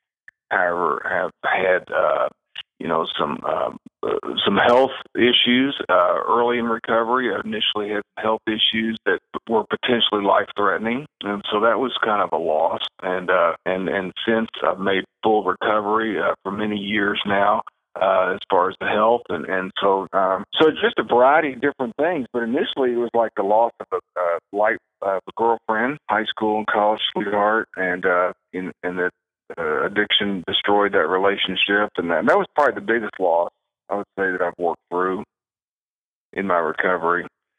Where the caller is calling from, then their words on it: Henderson, Kentucky, United States; Henderson, Kentucky.